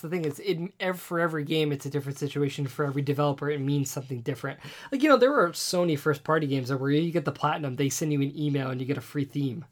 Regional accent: New York City, New York, United States; growing up on Staten Island, being an island

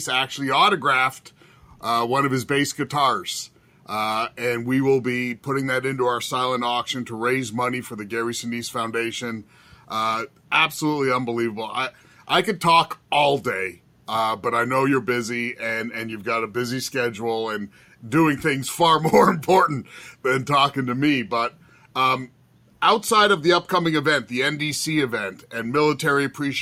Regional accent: Canada; I'm a Canadian

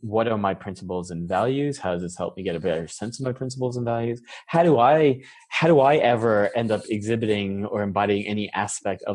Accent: New York, United States; moved away as an adult; also born or lived in San Francisco; I was born and raised in New York.

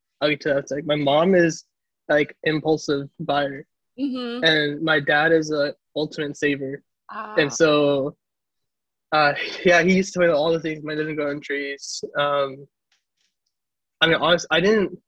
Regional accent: Caruthers, California, United States; also born or lived in Fresno, California; I'm originally from Fresno, California. And from an even smaller town called Carruthers

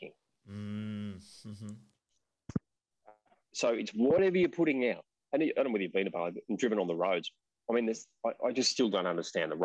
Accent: Australia; we're Australian

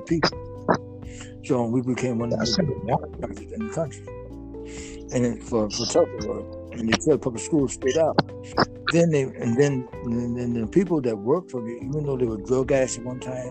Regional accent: Detroit, Michigan, United States; moved away as an adult; also born or lived in California / Ohio / Chicago; I'm originally from Detroit, Michigan.

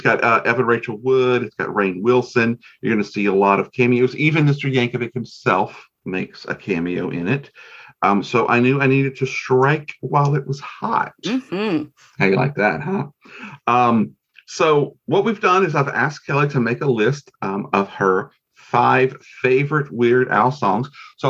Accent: Nigeria; I'm Nigerian.

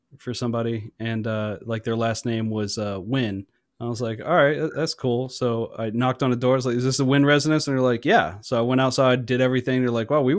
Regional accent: North Carolina, United States; I'm from North Carolina

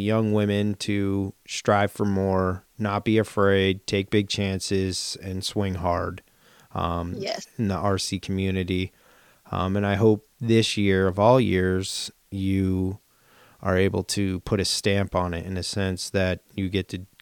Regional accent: East Coast, United States; we're from the East Coast

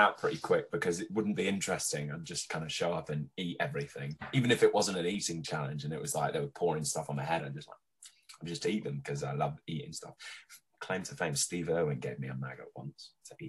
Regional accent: Australia; I grew up in Oz

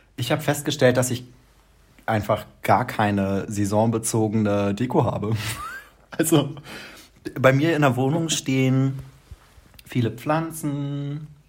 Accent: Lower Saxony, Germany; moved away as an adult; now in Mannheim, Germany; bei uns äh, in Niedersachsen oder bei uns, wo ich aufgewachsen bin

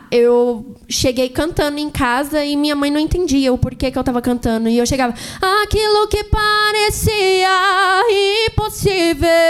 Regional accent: Jacareí, São Paulo, Brazil; also born or lived in Santa Isabel; Eu sou de Jacareí, certo. né? Mas eu morava lá para Santa Isabel.

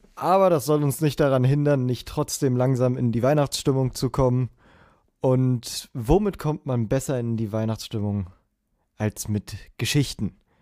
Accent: Berlin, Germany; ich bin in Berlin zur Schule gegangen.

